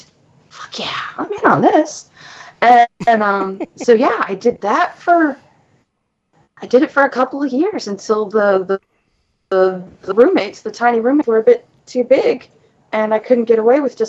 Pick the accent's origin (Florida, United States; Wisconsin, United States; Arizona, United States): Florida, United States; moved away; I'm from Florida